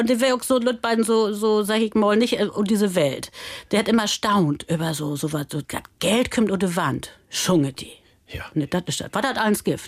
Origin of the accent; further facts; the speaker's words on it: Germany; da gibt es einen Lüttenhof, das ist der Pfingstsoll, da bin ich groß